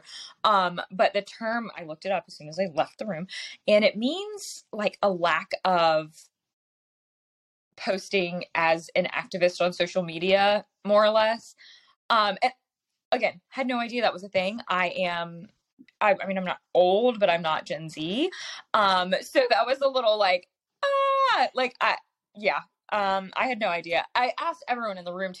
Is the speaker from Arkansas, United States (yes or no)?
no; South Carolina, United States; my home state of South Carolina